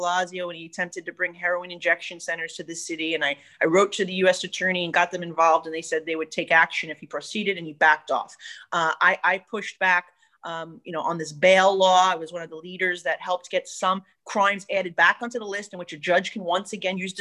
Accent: New York City, New York, United States; being that we're from New York City

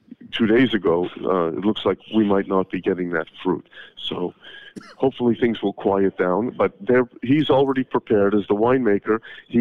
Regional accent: Canada; now in Israel; I'm from Canada, so I can deal with minus 20.

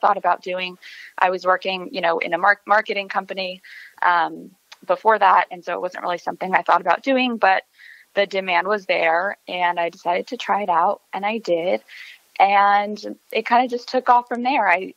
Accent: El Paso, Texas, United States; moved away; I'm originally from El Paso, Texas

